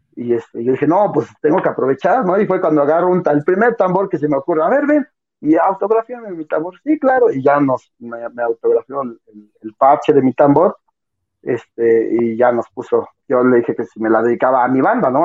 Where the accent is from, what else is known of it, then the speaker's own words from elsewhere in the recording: Mexico; para nosotros como mexicanos